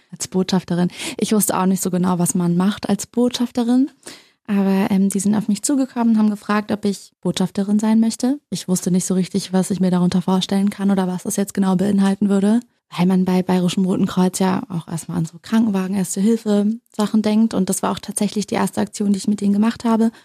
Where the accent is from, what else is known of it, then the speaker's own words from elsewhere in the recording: Berlin, Germany; moved away; also born or lived in United States; Ich bin ja auch in Berlin groß geworden, in der Nähe von der Mauer